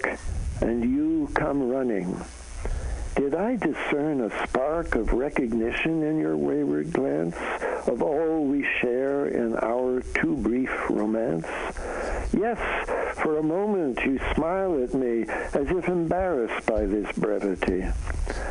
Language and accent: English; Canada; moved away; I'm a Canadian, so I come from north of the border